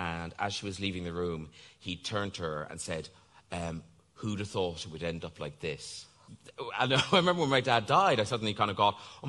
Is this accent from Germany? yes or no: no; Ireland; moved away as an adult; growing up in Ireland in the, you know, I was 63, so the 60s, the 70s, the early 80s.